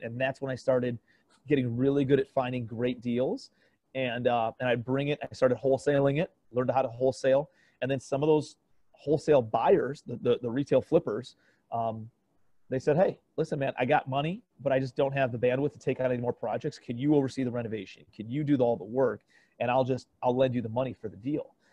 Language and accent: English; Cleveland, Ohio, United States; moved away as an adult; also born or lived in New York City; I'm from Cleveland, Ohio, originally